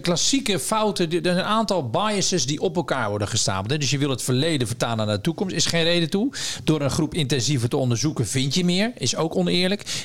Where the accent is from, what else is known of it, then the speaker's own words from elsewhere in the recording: Zeeland, Netherlands; ik kom uit Zeeland